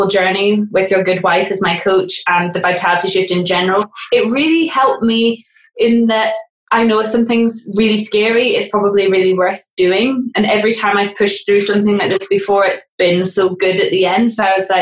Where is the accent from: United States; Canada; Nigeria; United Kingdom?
United Kingdom; Aberdeen, Scotland; moved away as an adult; also born or lived in England; now in Scotland, United Kingdom; I'm from Aberdeen originally, and then I moved to England when I was 18